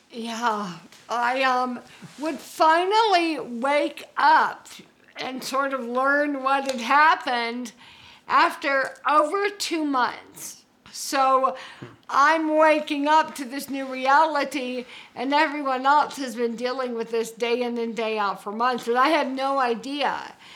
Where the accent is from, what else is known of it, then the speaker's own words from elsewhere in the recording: Georgia, United States; moved away as an adult; also born or lived in Birmingham, Alabama / California; I'm from Georgia